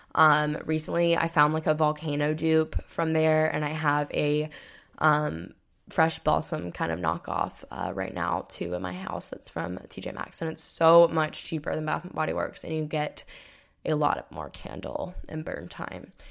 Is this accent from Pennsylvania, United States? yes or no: no; Florida, United States; I grew up in Florida